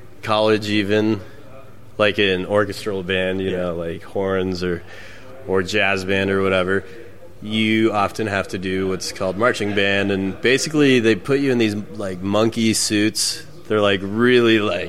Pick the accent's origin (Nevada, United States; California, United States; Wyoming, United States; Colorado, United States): Wyoming, United States; moved away as an adult; now in Texas, United States; I live in Texas now. I grew up in Wyoming